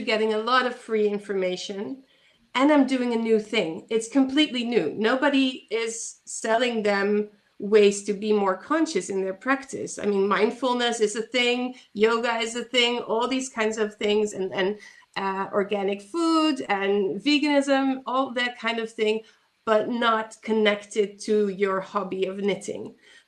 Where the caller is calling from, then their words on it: Netherlands; I'm calling in from the Netherlands